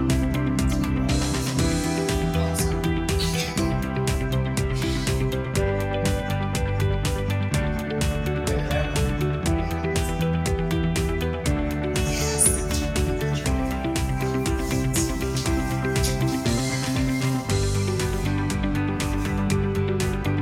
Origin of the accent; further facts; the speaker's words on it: the South, United States; I'm from the South, so I'll say gooder and gooder